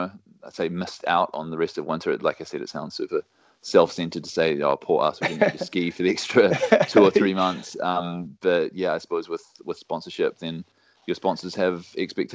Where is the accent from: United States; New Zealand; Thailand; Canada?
New Zealand; moved away as an adult; also born or lived in England; now in Innsbruck, Austria; Born and raised in New Zealand. Mum's Kiwi as well